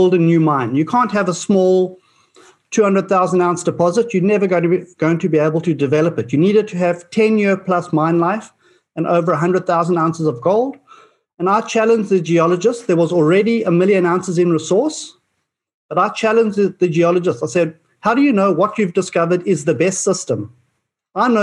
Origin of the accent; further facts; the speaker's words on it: Australia; as an Australian